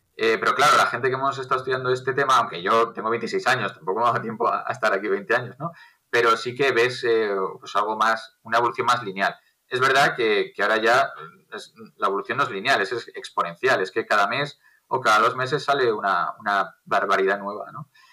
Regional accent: Castile and León, Spain; Castilla, que es de donde yo soy

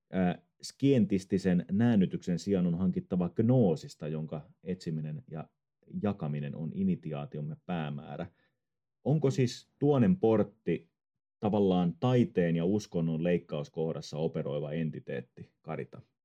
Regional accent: Tampere, Pirkanmaa, Finland; now in Ecuador; Mä olen itse Tampereelta kotosi ja tota, kuten eh-, ehkä sen puheesta kuulee.

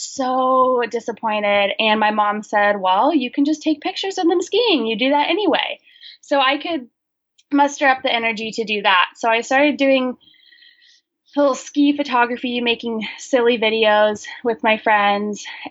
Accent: Olympia, Washington, United States; I grew up in Olympia, Washington, and I currently live in Olympia, Washington

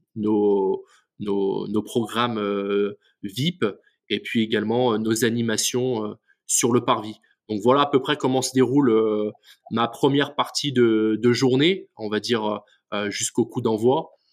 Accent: Lorient, Brittany, France; je suis originaire de, Lorient

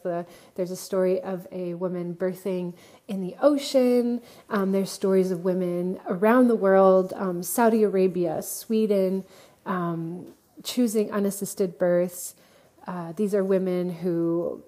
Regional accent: Montreal, Quebec, Canada; moved away; since I'm originally from Montreal, so I'm connected to the community in Montreal

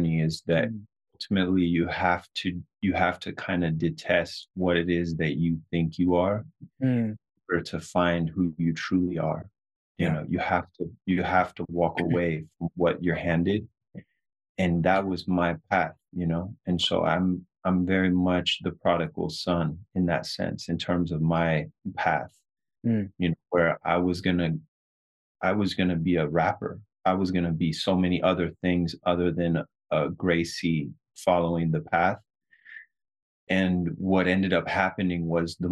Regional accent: Southern California, United States; us kind of growing up in Southern California

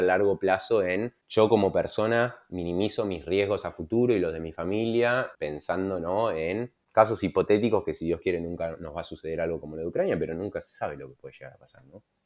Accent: Argentina; moved away as an adult; also born or lived in Germany; siendo argentino

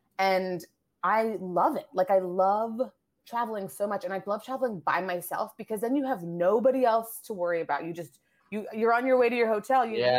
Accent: Nigeria; born there; also born or lived in Asia / France; Like I was born in Nigeria. I've traveled all around Canada and the States.

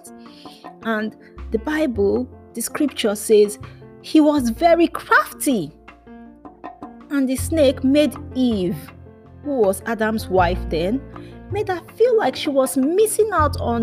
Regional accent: Nigeria; first language Yoruba; English is a second language; they said this in our native language, which is called Yoruba, because I'm from Nigeria

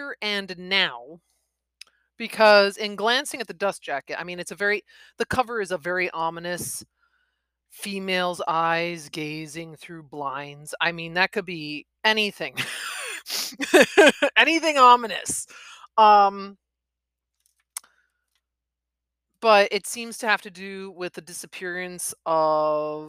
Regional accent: Midwest, United States; accent: Midwest; I am in the Midwest, if my accent didn't make that obvious.

